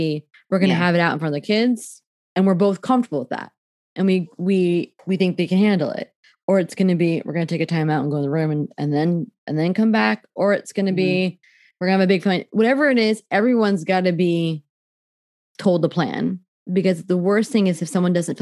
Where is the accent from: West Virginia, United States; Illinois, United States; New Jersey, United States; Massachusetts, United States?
New Jersey, United States; I'm from Jersey